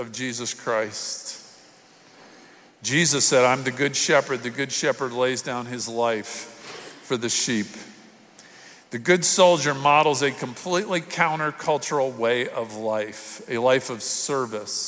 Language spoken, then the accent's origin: English; South Florida, United States; I'm from South Florida